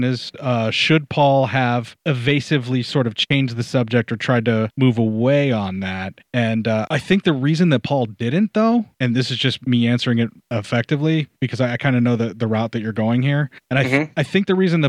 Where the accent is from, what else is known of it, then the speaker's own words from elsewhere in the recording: Western Pennsylvania, United States; I was born in Western Pennsylvania, because that's how I was raised there